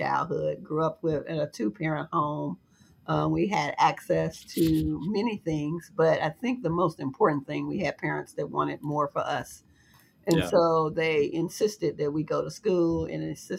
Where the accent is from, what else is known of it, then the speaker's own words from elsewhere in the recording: Chicago, Illinois, United States; I was born and raised in Chicago, grew up on the far south side of Chicago, where my family still resides